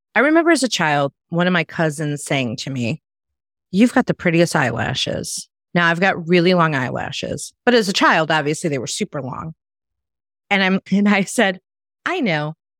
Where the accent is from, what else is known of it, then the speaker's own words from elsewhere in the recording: Chicago, Illinois, United States; moved away as an adult; now in Myrtle Beach, United States; I'm from a big city. I'm from Chicago, and I relocated to a small town in the South.